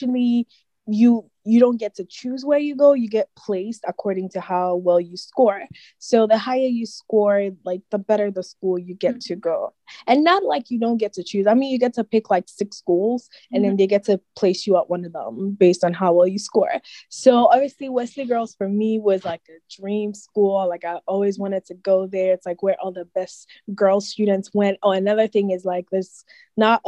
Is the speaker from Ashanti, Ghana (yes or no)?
yes; Kumasi, Ashanti, Ghana; moved away as an adult; also born or lived in Columbus, Ohio, United States; now in United States; I was born in Ohio, in Columbus, but I actually grew up in Ghana.